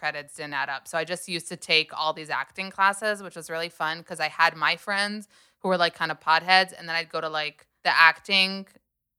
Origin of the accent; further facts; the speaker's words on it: United States; moved away; I'm American